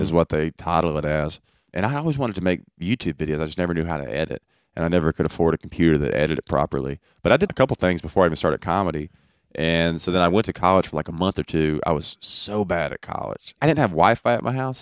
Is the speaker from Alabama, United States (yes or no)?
yes; Brookwood, Alabama, United States; I am from Brookwood, Alabama.